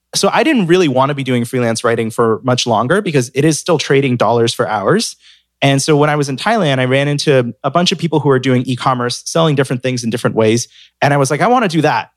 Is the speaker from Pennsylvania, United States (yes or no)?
no; San Francisco, California, United States; moved away as an adult; also born or lived in Hong Kong / New York; I'm from San Francisco